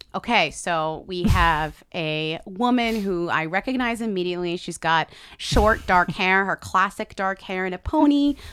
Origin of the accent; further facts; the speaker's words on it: United States; because we're American